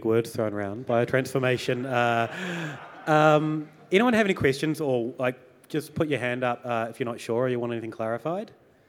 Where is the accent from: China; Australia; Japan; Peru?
Australia; Melbourne, Victoria; I'm from Melbourne.